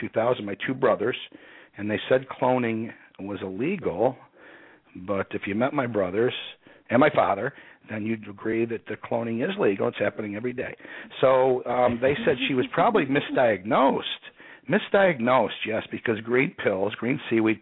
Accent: Rochester, New York, United States; moved away as an adult; also born or lived in Austin, Texas; I grew up near Canada, up there in the western side of Rochester, New York.

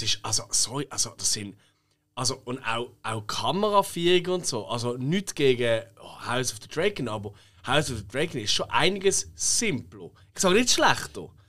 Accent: Basel, Basel-Stadt, Switzerland; accent: Basel German; wir lieben unseren Dialekt. Wir sagen jetzt, also ich würde jetzt sagen, dass ich finde, der Basel ist der schönste in der Schweiz

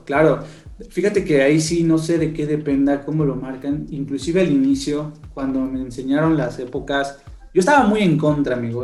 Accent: Mexico; nosotros como mexicanos

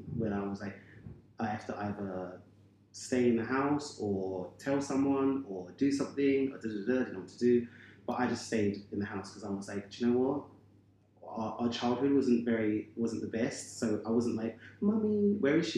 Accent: London, United Kingdom; I have six brothers and sisters, but our family, I'm from Bermondsey

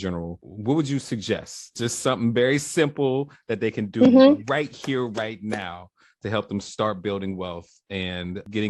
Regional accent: Cincinnati, Ohio, United States; I'm from Cincinnati, Ohio. I got a lot of mm-hmm. family and friends there right now.

